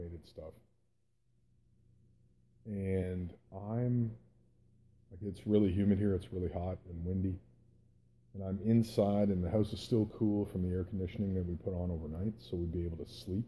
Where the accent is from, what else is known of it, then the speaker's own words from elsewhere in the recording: Canada; also born or lived in Calgary, Alberta, Canada; I grew up in Canada